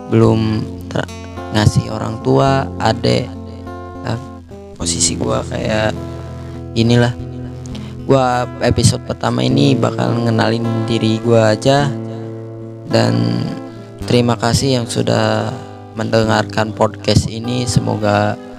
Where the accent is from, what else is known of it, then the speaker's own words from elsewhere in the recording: Banten, Indonesia; moved away; Gua asalnya dari Banten